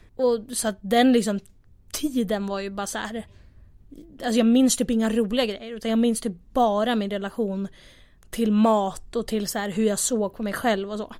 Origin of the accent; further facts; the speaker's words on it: Västerås, Västmanland, Sweden; moved away as an adult; now in Stockholm, Sweden; jag kommer från Västerås, egentligen. Bor i Stockholm